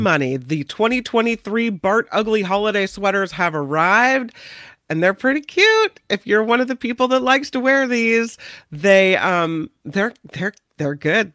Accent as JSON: {"language": "English", "country": "United States", "said": "I'm American"}